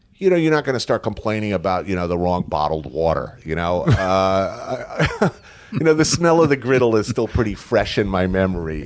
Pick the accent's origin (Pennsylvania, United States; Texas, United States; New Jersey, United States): New Jersey, United States; Bergen County; also born or lived in New York City; born here, grew up in Bergen County, like, right ac, literally right across the G W Bridge.